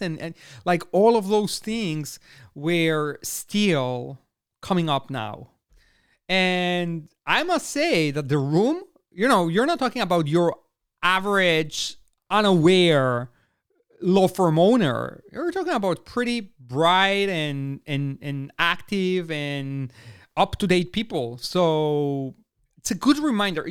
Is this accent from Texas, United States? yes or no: yes; Austin, Texas, United States; They're going to be right here in my hometown